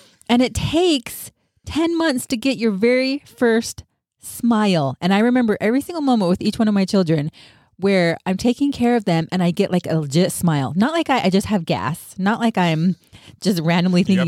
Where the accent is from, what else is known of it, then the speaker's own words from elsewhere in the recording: Utah, United States; now in California, United States; I grew up in Utah, but now I live in California